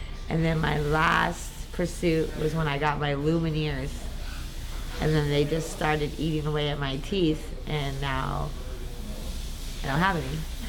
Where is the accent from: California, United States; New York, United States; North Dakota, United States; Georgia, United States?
California, United States; Upland; I am from Upland, California, Inland Empire. I'm 45